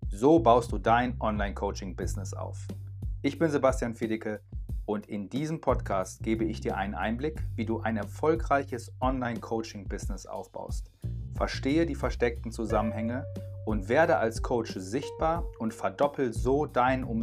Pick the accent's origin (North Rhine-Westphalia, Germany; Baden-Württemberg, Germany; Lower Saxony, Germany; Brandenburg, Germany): North Rhine-Westphalia, Germany; Dortmund; Ich komme aus Dortmund.